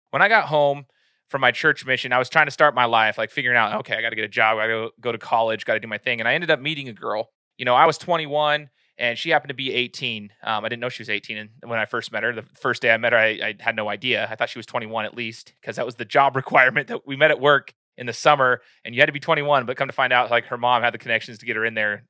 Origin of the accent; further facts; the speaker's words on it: Meridian, Idaho, United States; now in Nampa, United States; from Meridian, Idaho, that's my hometown.